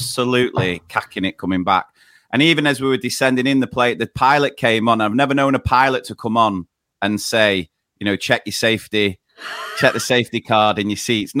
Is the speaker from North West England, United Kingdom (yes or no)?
yes; Manchester, North West England, United Kingdom; We are brothers from Manchester, both working in primary schools